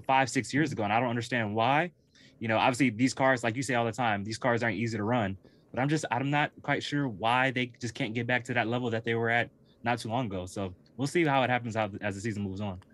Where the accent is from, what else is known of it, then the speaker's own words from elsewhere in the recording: Southern California, United States; I'm from Southern California